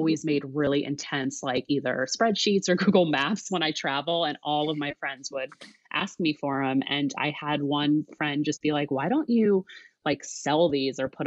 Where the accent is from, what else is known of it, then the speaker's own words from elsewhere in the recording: New Jersey, United States; moved away as an adult; also born or lived in upstate New York; now in Seattle, United States; I grew up in New Jersey.